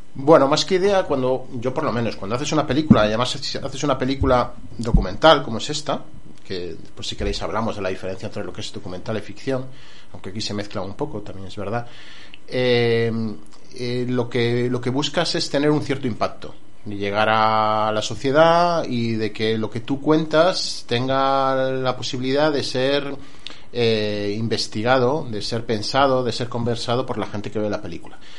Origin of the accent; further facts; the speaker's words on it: Colmenar del Arroyo, Community of Madrid, Spain; Yo soy de Colmenar del Arroyo